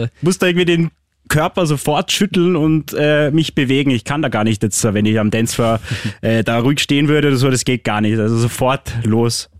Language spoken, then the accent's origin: German; Austria; bei uns in Österreich